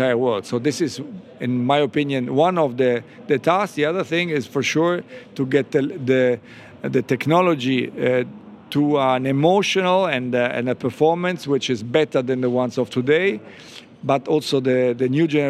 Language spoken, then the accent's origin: English; Italy; Growing up in Italy, it was all about motorbikes